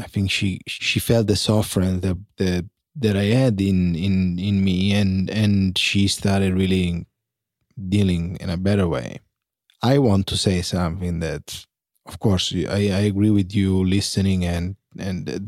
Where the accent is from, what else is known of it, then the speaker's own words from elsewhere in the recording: Italy; moved away; Growing up in Italy